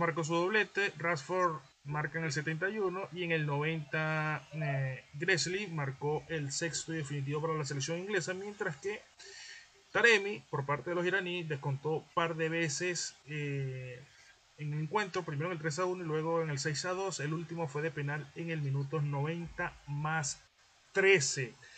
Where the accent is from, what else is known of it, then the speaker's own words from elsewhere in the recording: Venezuela; now in Lima, Peru; nosotros como venezolanos